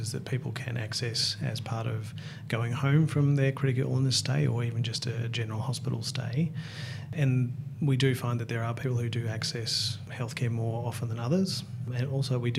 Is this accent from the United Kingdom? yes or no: no; Ocean Grove, Victoria, Australia; when I was a kid growing up in Ocean Grove in Victoria near Geelong